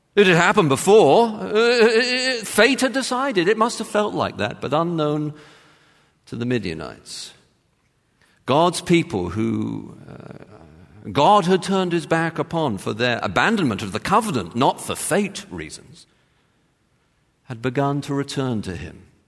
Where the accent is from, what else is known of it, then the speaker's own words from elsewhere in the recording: England, United Kingdom; moved away; I joke, England.